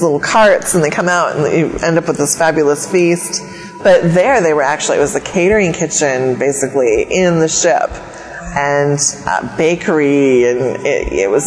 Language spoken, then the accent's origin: English; Wausau, Wisconsin, United States; moved away; my hometown in Wausau, Wisconsin